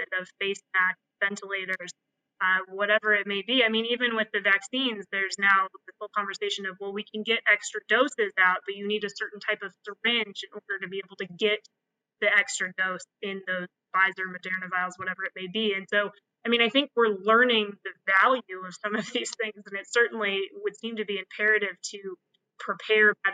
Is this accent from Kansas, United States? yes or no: yes; Kansas, United States; now in New York City, United States; I'm from Kansas.